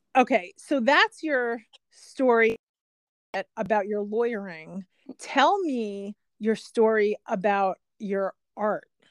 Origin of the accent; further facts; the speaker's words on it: New Jersey, United States; moved away as an adult; also born or lived in upstate New York / Los Angeles; I grew up in New Jersey and then I went to college in upstate New York